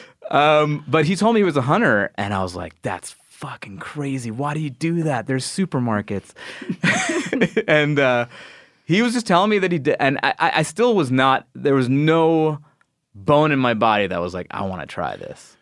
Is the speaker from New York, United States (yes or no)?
yes; New York, United States; I was born in New York